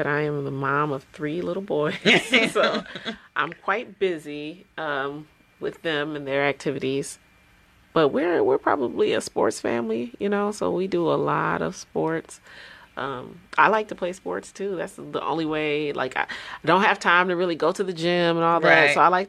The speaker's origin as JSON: {"language": "English", "town": "Detroit", "region": "Michigan", "country": "United States", "tie": "born or raised there", "said": "I'm always a hometown. Like, Detroit is my hometown."}